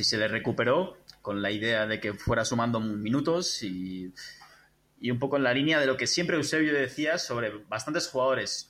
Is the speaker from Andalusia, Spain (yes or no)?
no; San Sebastián, Basque Country, Spain; now in Barcelona, Spain; estoy, eh, transmitiendo desde Barcelona, eh, aunque soy de Donosti